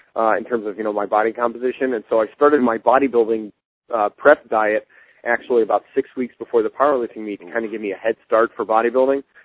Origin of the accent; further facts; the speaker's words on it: Akron, Ohio, United States; I'm from Akron.